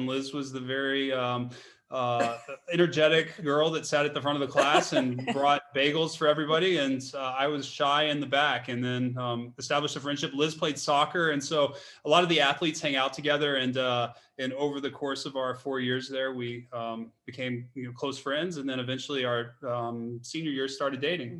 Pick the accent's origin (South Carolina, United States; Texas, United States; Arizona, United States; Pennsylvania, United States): Texas, United States; Dallas; I grew up in Dallas